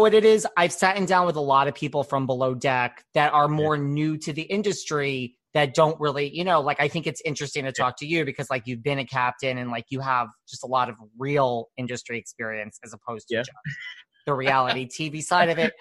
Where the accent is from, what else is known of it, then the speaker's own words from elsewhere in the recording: New York City, New York, United States; I'm from New York